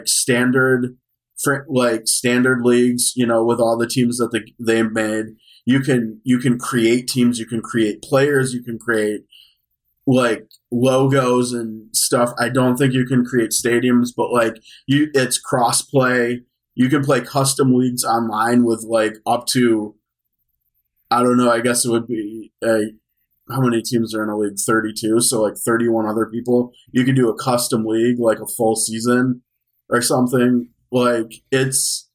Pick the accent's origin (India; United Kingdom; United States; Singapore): United States; Wisconsin; I'm from Wisconsin